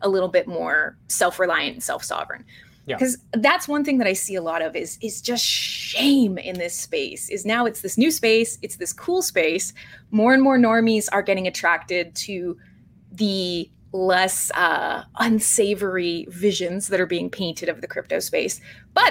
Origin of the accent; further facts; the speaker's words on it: Vancouver, British Columbia, Canada; come from Vancouver, BC, which is an incredibly, incredibly Ethereum-centric area of Canada